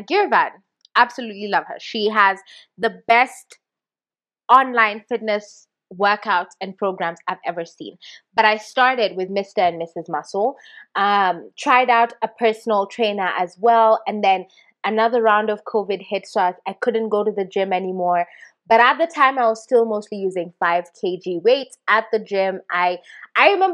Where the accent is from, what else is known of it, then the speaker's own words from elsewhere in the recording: Kenya; I'm a Kenyan